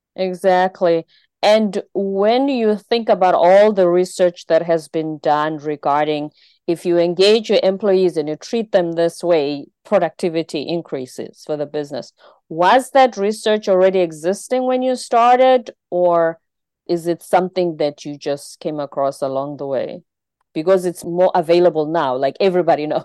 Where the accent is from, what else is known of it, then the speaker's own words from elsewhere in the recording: South Africa; my home country in South Africa